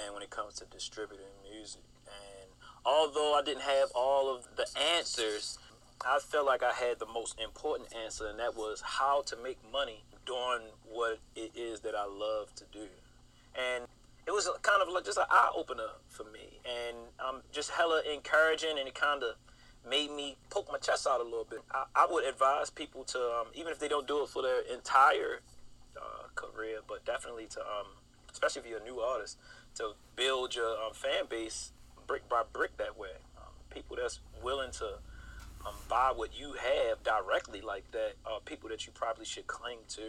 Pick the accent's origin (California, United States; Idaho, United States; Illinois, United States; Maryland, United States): Maryland, United States; Baltimore; I'm from Baltimore